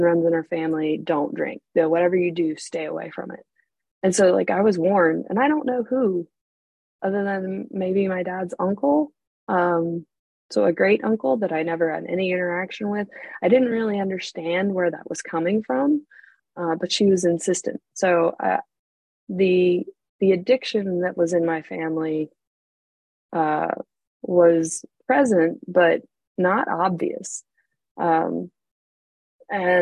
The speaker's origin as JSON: {"language": "English", "region": "North Carolina", "country": "United States", "tie": "born or raised there", "also_born_or_lived": "Arizona / England", "said": "I was born in Arizona out west. I actually lived in England for a little while when I was a baby, but eventually landed with my family in North Carolina, which is on the East Coast, about 6 hours south of D.C. We moved here in the early 80s. So when I was a very small child, I don't really remember living anywhere else"}